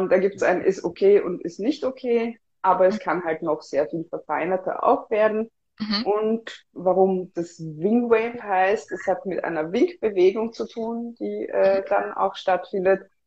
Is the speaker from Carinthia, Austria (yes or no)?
no; Vienna, Austria; moved away as an adult; now in Berlin, Germany; Ich komme ursprünglich aus Wien. Ich lebe jetzt seit einem Jahr in Berlin.